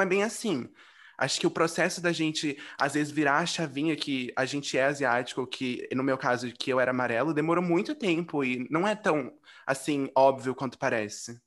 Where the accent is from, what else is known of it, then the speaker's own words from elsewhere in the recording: Brazil; nós amarelos no Brasil